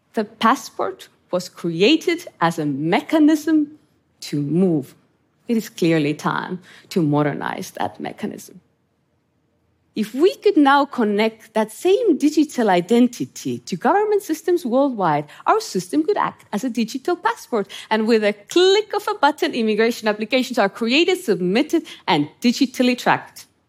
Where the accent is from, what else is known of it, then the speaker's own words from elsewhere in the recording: Estonia; moved away; I grew up in Estonia under Soviet occupation